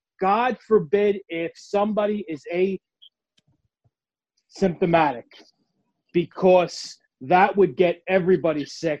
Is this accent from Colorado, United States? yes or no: no; New York City, New York, United States; I just want to say I'm from Queens. I'm sort of in basically the epicenter of this.